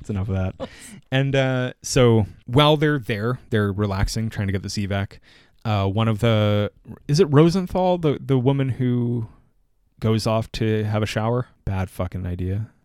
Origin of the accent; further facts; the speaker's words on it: Canada; as a Canadian